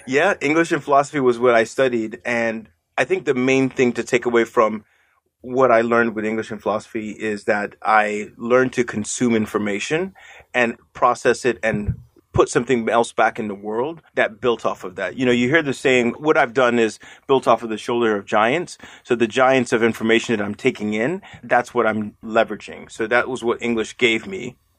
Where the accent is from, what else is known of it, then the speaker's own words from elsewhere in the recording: Nigeria; moved away; I'm Nigerian, you know, by birth